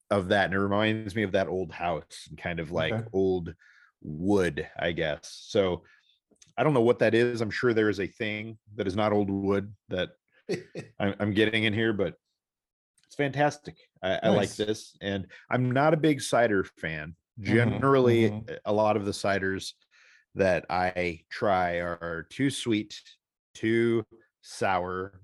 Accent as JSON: {"language": "English", "town": "St. Louis", "region": "Missouri", "country": "United States", "tie": "born or raised there", "said": "my hometown"}